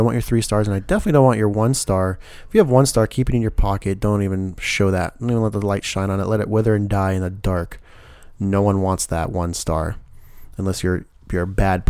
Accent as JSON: {"language": "English", "region": "the South", "country": "United States", "accent": "southern", "said": "I'm actually trying to wither off my southern accent still going on."}